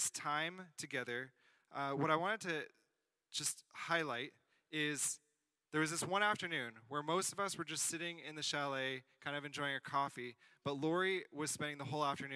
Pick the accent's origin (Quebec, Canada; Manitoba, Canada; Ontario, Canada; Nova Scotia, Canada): Quebec, Canada; South Shore, greater Montreal area; I'm from the South Shore area, kind of greater Montreal area